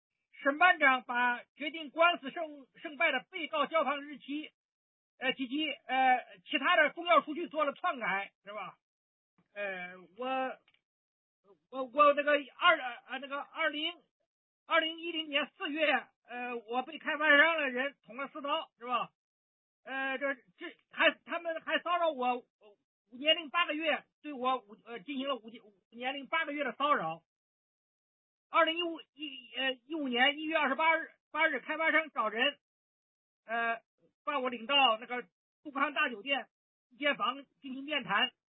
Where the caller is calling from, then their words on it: Zhengzhou, Henan, China; 呃，你好，伟莲，我是郑州的